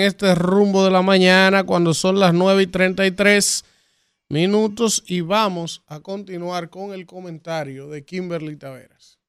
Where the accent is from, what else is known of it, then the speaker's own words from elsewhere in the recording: Dominican Republic; como dominicano